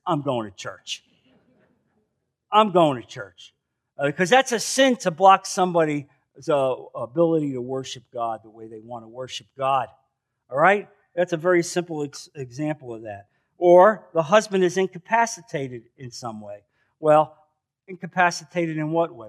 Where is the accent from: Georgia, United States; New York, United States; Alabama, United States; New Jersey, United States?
New Jersey, United States; moved away as an adult; now in Naples, United States; I'm from New Jersey